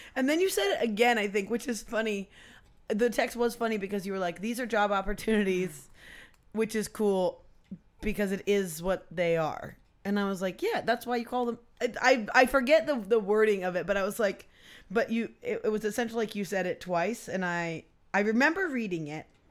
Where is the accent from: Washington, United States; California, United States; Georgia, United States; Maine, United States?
Washington, United States; Poulsbo; I grew up in Polsbo